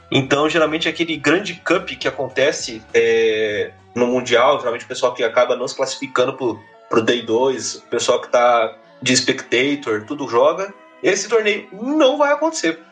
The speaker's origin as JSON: {"language": "Portuguese", "country": "Brazil", "said": "A gente é brasileiro"}